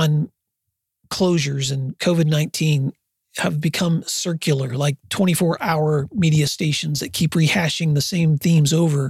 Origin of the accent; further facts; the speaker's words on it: West Tennessee, United States; moved away as an adult; now in Oklahoma, United States; I grew up in West Tennessee, and I have spent most of my adult life in Oklahoma